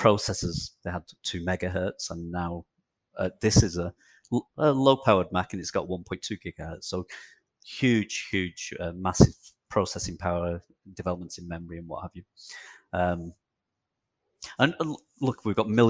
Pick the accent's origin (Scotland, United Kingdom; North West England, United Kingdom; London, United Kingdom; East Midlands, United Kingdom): North West England, United Kingdom; Chorley; also born or lived in Kirkham; So I grew up in not far from you, I guess, northwest England, in near a place called Manchester, actually in a town called Chorley, which is north of Manchester in England.